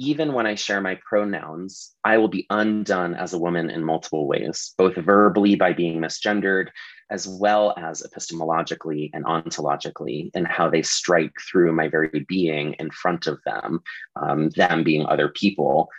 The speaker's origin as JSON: {"language": "English", "region": "Arizona", "country": "United States", "tie": "born or raised there", "said": "my home state of Arizona"}